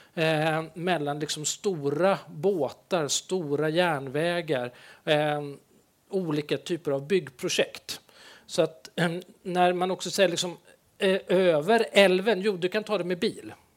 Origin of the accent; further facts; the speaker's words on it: Stockholm, Stockholm County, Sweden; moved away; jag är stockholmare